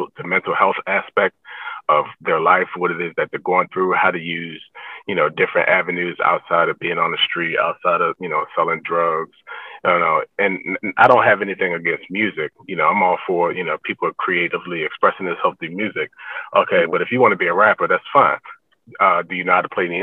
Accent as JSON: {"language": "English", "town": "Annapolis", "region": "Maryland", "country": "United States", "tie": "born or raised there", "said": "I grew up in Annapolis, Maryland"}